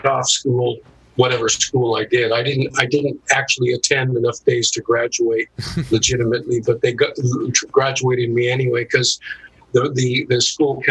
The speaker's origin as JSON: {"language": "English", "town": "Santa Monica", "region": "California", "country": "United States", "tie": "born or raised there", "also_born_or_lived": "Orange County / North Hollywood", "said": "Born and raised in Santa Monica. The family moved around a lot, Orange County, but we settled in North Hollywood"}